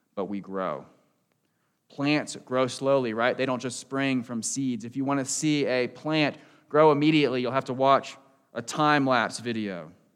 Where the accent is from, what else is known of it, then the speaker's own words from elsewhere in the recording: Southern Maryland, United States; also born or lived in Texas; I was born in Texas, and shortly after that, my family moved to Southern Maryland, right outside Washington, D C